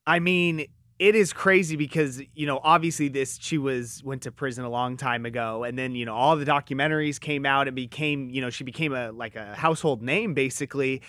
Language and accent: English; Southern California, United States; I grew up in Southern California